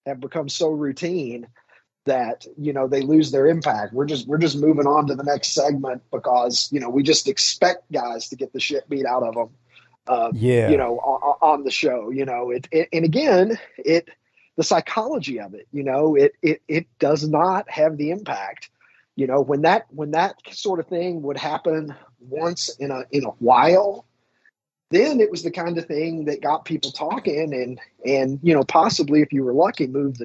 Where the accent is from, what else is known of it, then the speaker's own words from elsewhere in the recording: Kentucky, United States; a little rube of a kid growing up in Kentucky